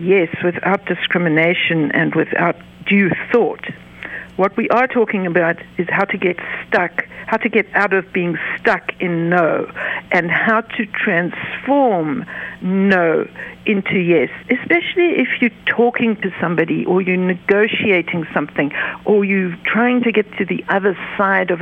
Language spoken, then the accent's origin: English; the South, United States; now in Cincinnati, United States; I'm from the South